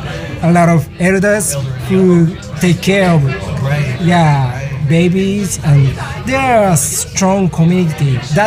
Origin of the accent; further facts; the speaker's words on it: Tokyo, Japan; English is a second language; also born or lived in New York; I was born and raised in Tokyo.